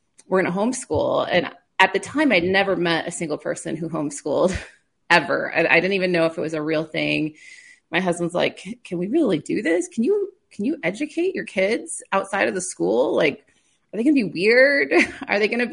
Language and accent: English; Clark, South Dakota, United States; I grew up in South Dakota on a farm by Clark, so not too far from where you are